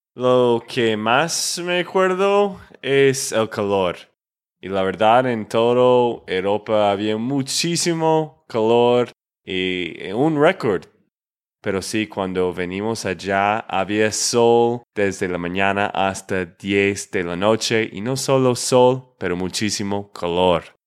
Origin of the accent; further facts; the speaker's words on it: Texas, United States; de Texas, Estados Unidos